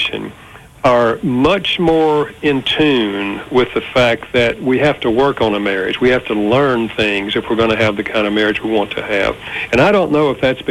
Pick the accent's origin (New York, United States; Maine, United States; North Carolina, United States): North Carolina, United States; also born or lived in Winston-Salem, North Carolina; I grew up in North Carolina, but I've been here in Winston-Salem for over 50 years now